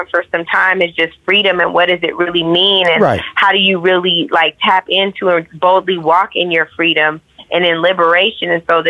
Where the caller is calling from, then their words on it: Chicago, Illinois, United States; I'm calling from Chicago, Illinois.